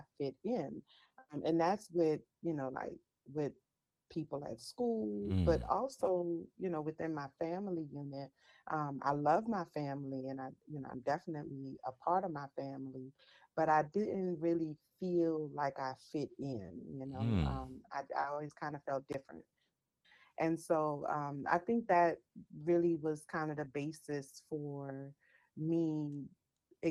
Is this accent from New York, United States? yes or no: no; New Orleans, Louisiana, United States; I am from New Orleans, Louisiana, born and raised.